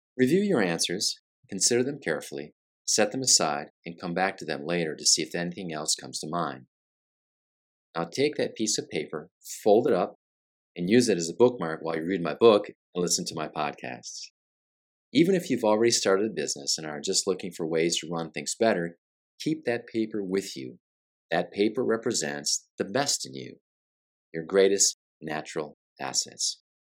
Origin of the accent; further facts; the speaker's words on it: Flint, Michigan, United States; also born or lived in Brazil; now in Orlando area, Florida, United States; as a kid growing up in Flint, Michigan